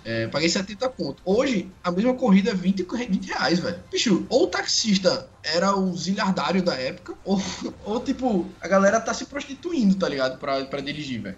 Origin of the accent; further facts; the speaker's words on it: Alagoas, Brazil; moved away as an adult; also born or lived in Rio de Janeiro; Sou alagoano